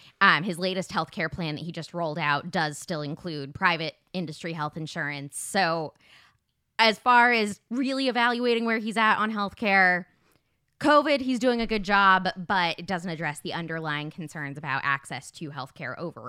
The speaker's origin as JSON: {"language": "English", "region": "Arizona", "country": "United States", "tie": "born or raised there", "said": "Kyrsten Sinema, who's a bad senator from my home state of Arizona, a Democrat."}